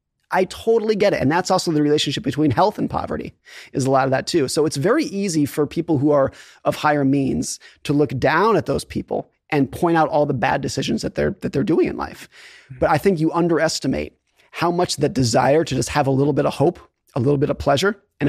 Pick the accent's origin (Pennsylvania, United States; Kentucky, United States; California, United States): California, United States; Lake Tahoe; So I grew up skiing in Lake Tahoe, California, and I was a competitive ski racer.